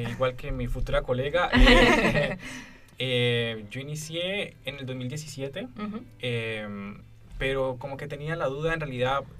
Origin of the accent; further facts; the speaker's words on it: Colombia; moved away as an adult; now in Chile; yo soy colombiano. Eh, yo llegué en el 2017